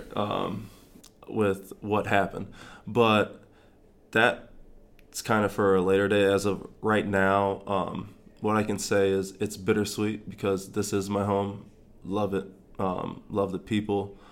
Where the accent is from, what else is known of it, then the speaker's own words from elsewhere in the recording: Grand Rapids, Michigan, United States; also born or lived in East Lansing, Michigan / North Carolina / Florida; now in Lincoln, United States; I'm from Grand Rapids, Michigan